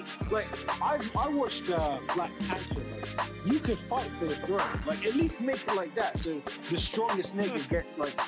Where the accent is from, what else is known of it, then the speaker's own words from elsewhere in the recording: Nigeria; I'm Nigerian